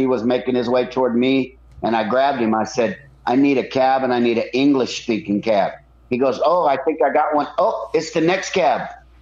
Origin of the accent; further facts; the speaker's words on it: United States; We're from America